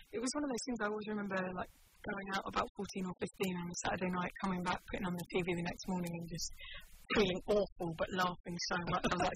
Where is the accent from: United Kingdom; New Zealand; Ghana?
United Kingdom; London; moved away as an adult; also born or lived in Kent / West Country; I grew up in South East London